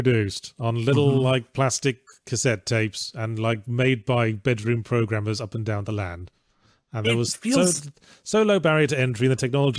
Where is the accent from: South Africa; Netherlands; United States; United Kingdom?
United Kingdom; England; moved away; also born or lived in Australia; in my childhood in England